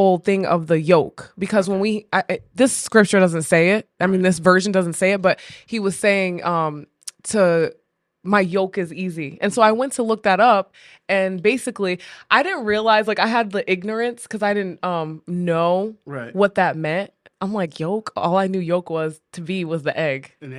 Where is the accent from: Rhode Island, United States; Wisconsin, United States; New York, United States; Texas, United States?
Rhode Island, United States; So where did I get it from? I'm from Rhode Island, yeah, not Jersey.